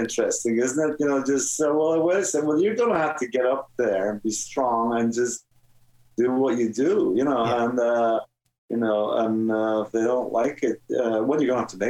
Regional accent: Ireland; now in United States; And when I grew up in Ireland, you know, if something was what's the real word? Deadly.

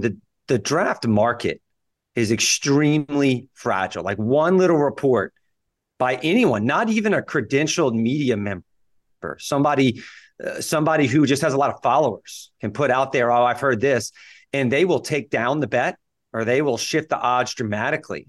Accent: Louisiana, United States; I graduated undergrad at L S U, so I'm, I'm pretty local to Louisiana

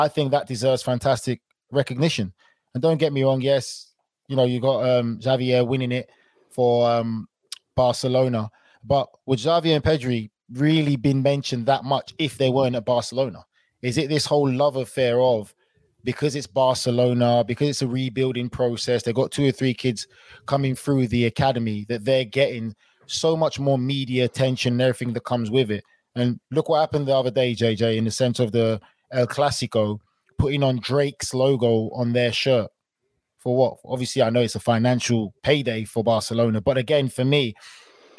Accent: United Kingdom; I'm British

